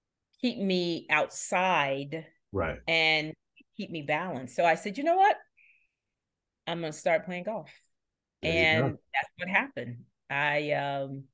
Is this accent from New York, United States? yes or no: no; Charlotte, North Carolina, United States; born or raised there